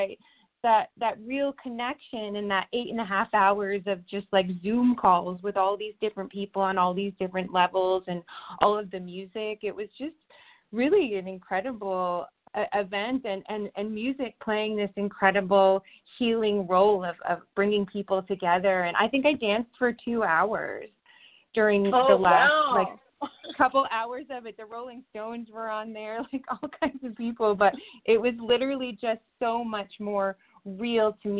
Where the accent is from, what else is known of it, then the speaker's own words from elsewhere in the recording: East Coast, United States; now in Los Angeles, United States; we're from the East Coast and we've been out here on the West Coast for a bit